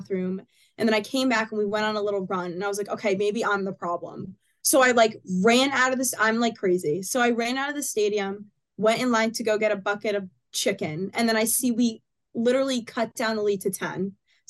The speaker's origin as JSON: {"language": "English", "region": "New Jersey", "country": "United States", "said": "we're from Jersey"}